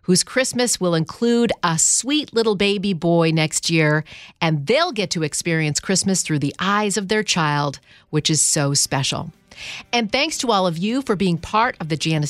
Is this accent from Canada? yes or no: yes; Canada; now in New York, United States; I'm Canadian and grew up in Canada